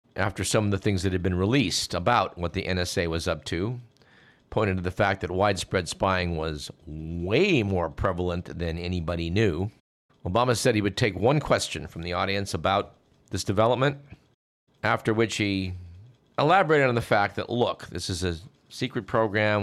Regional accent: Newark, California, United States; what was my hometown

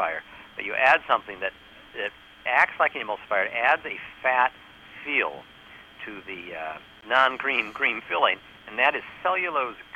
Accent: New York, United States; I'm from New York

